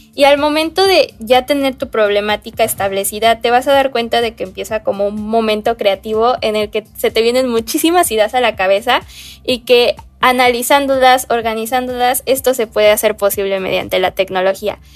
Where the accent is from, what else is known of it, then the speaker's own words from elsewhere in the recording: Veracruz, Mexico; yo tengo 18 años y yo soy de México, especialmente del estado de Veracruz.